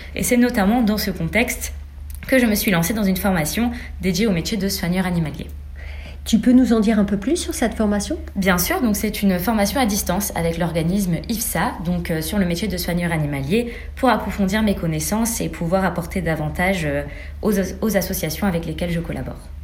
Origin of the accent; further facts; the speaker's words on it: Senegal; moved away as an adult; also born or lived in Lebanon (ancestry); now in Rouen, France; je suis sénégalaise d'origine libanaise. Donc je suis née au Sénégal, j'y ai vécu toute ma vie avant d'intégrer UNILASAL Rouen en 2019